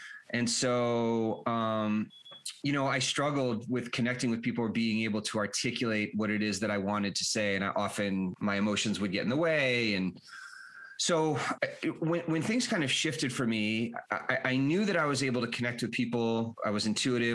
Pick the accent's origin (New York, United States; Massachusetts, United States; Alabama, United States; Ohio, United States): Massachusetts, United States; Boston; moved away as an adult; also born or lived in Colorado / Europe; I grew up in the Boston area